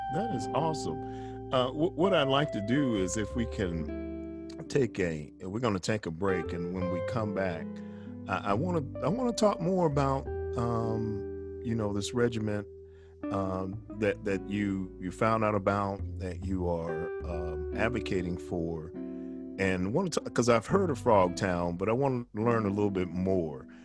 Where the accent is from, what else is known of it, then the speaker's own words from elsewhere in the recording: New York, United States; as a young man, I was raised in New York